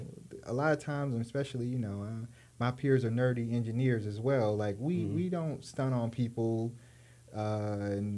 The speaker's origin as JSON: {"language": "English", "region": "Texas", "country": "United States", "said": "I'm from Texas"}